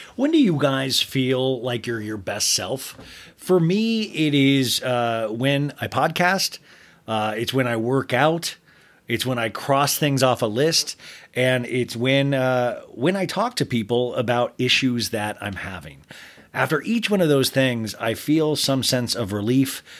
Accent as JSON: {"language": "English", "region": "Kansas", "country": "United States", "also_born_or_lived": "Arizona", "moved": "yes", "said": "I'm from Kansas, moved to Arizona"}